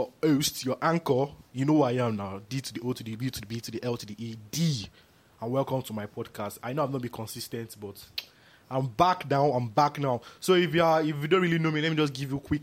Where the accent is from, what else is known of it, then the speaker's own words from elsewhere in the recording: Nigeria; I'm proud to be a Nigerian